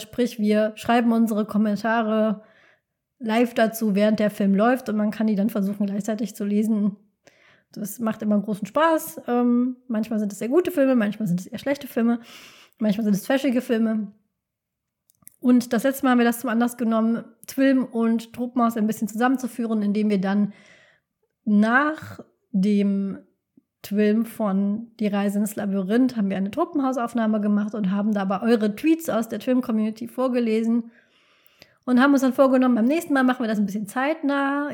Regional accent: North Rhine-Westphalia, Germany; ich bin aus dem Rheinland, bin am Niederrhein groß geworden

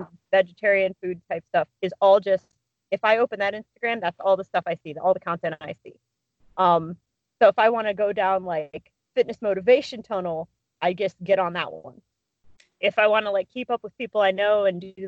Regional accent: Cleveland, Ohio, United States; now in Alliance, United States; I grew up in Cleveland

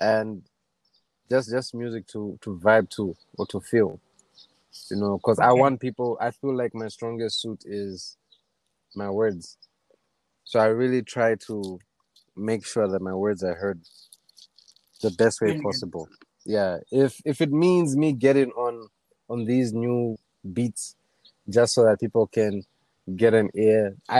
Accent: Lusaka, Lusaka Province, Zambia; I come from Lusaka.

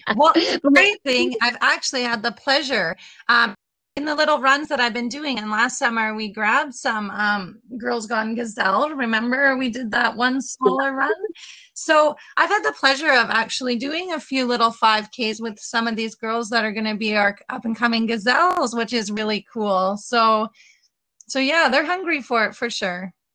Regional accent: Leader, Saskatchewan, Canada; I grew up in Leader

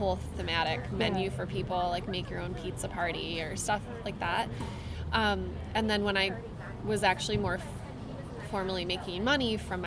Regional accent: northern Michigan, United States; So I am from northern Michigan, a couple hours north of Detroit, and I grew up in a really small town on the lake, and I grew up in the country.

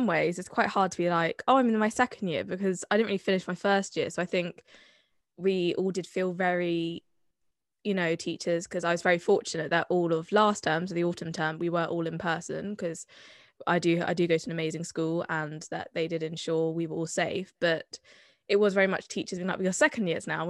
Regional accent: Bath, South West England, United Kingdom; accent: Somerset; I'm from Bath. I'm from Somerset. I didn't really adopt the Somerset accent until much later in life, but I wear it with pride.

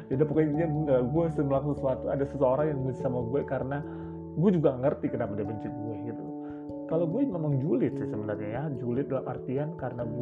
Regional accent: Jakarta, Indonesia; gue tuh orang Jakarta gitu.

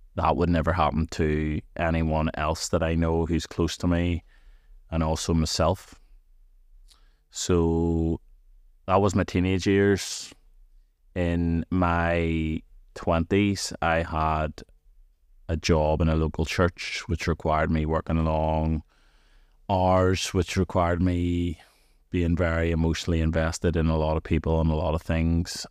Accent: Antrim, Northern Ireland, United Kingdom; I'm from Antrim

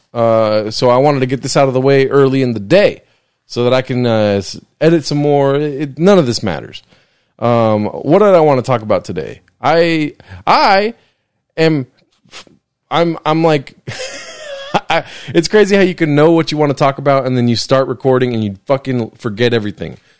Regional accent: Southern California, United States; I grew up in California. I lived here my whole life

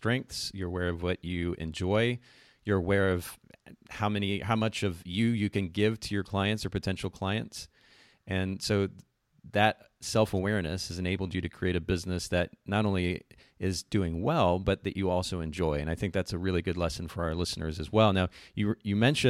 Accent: Kokomo, Indiana, United States; moved away; I'm actually originally from Kokomo, Indiana, a couple hours from you guys there

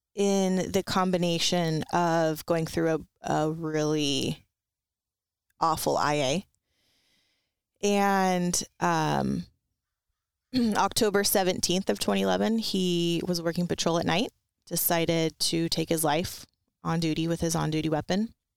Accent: Ventura, California, United States; I grew up in Ventura County, and it's not really rural, um, and it's, it's kind of more like a beach, um, city, uh, where I grew up, it was the city of Ventura.

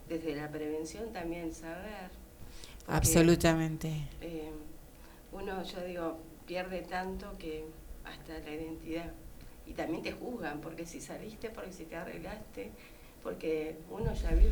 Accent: Rawson, Chubut, Argentina; me crié en Rawson prácticamente

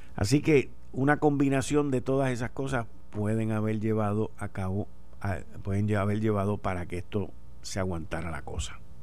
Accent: Puerto Rico; Somos una isla caribeña

